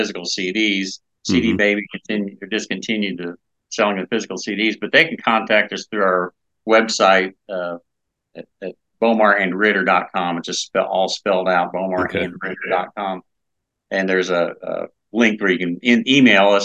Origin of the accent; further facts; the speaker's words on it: Indianapolis, Indiana, United States; Indianapolis, which is my hometown